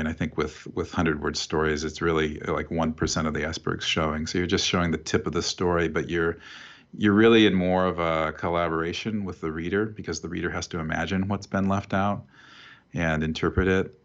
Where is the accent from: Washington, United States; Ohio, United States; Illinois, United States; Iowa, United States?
Iowa, United States; Oskaloosa; when I was growing up in Iowa, and I grew up in this town called Oskaloosa